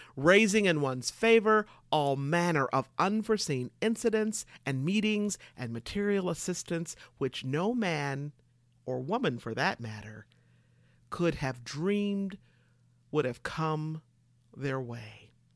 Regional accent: Michigan, United States; moved away as an adult; also born or lived in California; I moved from Michigan to California

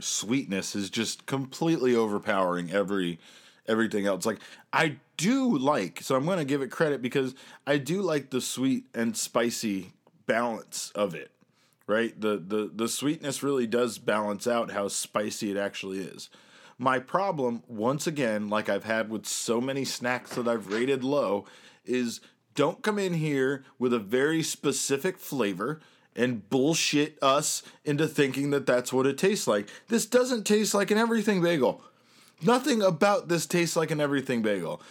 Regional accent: Syracuse, New York, United States; now in Phoenix, United States; I thought I was moving to New York as a kid, but it ended up that I was moving to Syracuse, New York.

